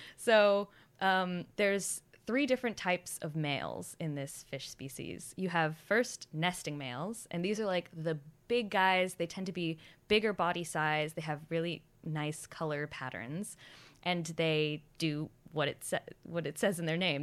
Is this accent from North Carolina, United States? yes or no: no; Boston, Massachusetts, United States; moved away as an adult; also born or lived in Townsville, Australia; now in Australia; I'm originally from Boston